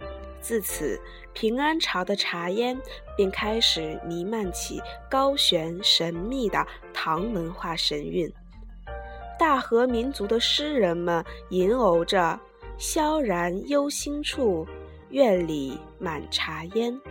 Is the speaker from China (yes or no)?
yes; China; 作为中国人的我，之所以要在这里专门叙述日本茶道，乃是因为日本茶道的确与中国之茶学有着儿女与母亲般的血缘关系。